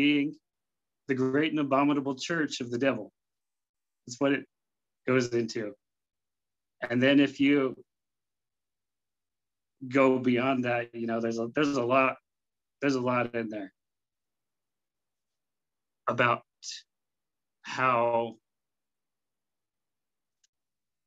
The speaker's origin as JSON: {"language": "English", "town": "Salt Lake City", "region": "Utah", "country": "United States", "tie": "born or raised there", "said": "I grew up in Salt Lake City, Utah"}